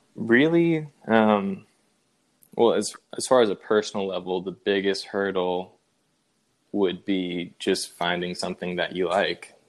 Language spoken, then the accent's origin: English; Spring Hill, Tennessee, United States; We both uh, Went to Independence High School in Spring Hill, Tennessee, my hometown